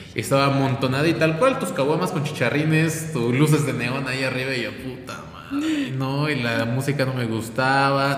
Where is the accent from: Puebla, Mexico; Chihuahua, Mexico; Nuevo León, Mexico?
Puebla, Mexico; Soy poblano, nací aquí, vivo aquí